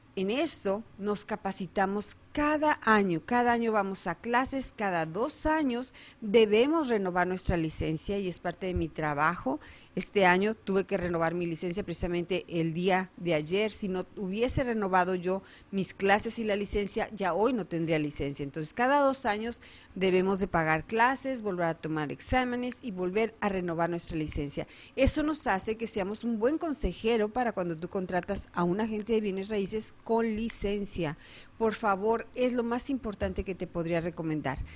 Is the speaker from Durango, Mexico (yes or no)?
no; Guadalajara, Jalisco, Mexico; moved away as an adult; now in Arizona, United States; Soy nacida en Guadalajara, Jalisco